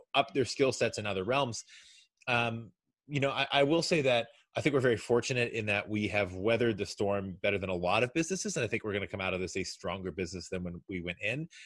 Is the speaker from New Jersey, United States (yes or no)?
no; Kentucky, United States; now in New York, United States; I'm originally from Kentucky